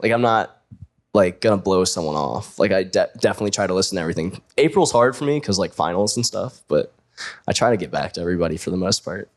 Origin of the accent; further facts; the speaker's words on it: Annapolis, Maryland, United States; moved away as an adult; now in Pittsburgh, United States; I'm from like Annapolis area, but I say I'm from Baltimore.